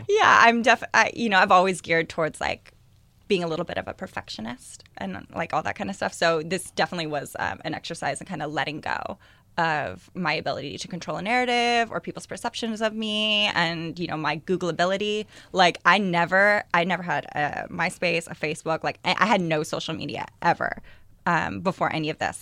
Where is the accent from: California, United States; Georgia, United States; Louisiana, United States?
California, United States; East Bay, Northern; I grew up in the East Bay, up in, uh, Northern California.